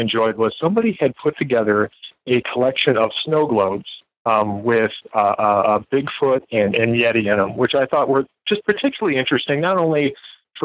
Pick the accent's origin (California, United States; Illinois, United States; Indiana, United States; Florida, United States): Illinois, United States; when I was a little kid, I grew up in Illinois